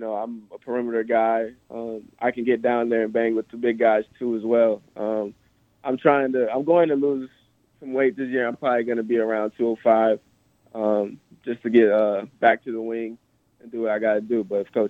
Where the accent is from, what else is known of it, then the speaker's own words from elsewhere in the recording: Nebraska, United States; born there; also born or lived in Austin / Dallas / Arizona / Maryland; So actually, I was born in Nebraska. I have moved around a lot. I've been in Austin, Dallas, Arizona, Maryland. I've kind of been one of those kids that's been everywhere.